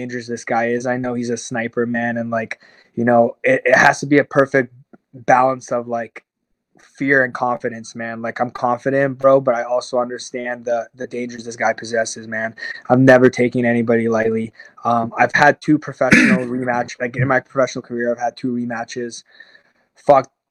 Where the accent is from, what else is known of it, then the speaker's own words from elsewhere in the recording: Toronto, Ontario, Canada; my hometown